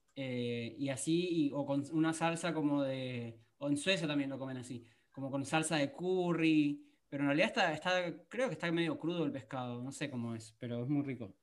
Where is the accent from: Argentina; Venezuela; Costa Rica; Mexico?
Argentina; soy argentino